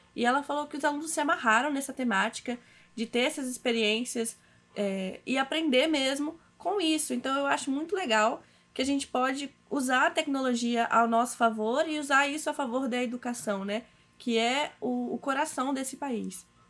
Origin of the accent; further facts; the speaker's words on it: Cachoeiro de Itapemirim, Espírito Santo, Brazil; eu sou de Cachoeiro de Itapemirim, aqui no Espírito Santo